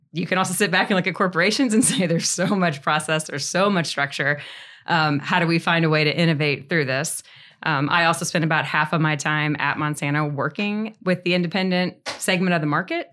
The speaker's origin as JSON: {"language": "English", "region": "Northeast Missouri", "country": "United States", "also_born_or_lived": "Saint Louis, Missouri", "moved": "as an adult", "said": "I'm from Northeast Missouri originally, so moved to Saint Louis afterwards"}